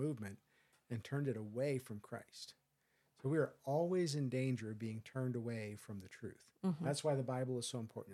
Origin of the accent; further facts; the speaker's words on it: United States; I'm an American